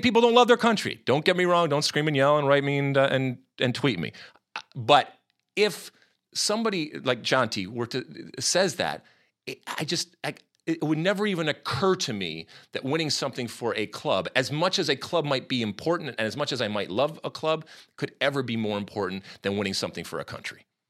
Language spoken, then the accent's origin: English; United States; as an American.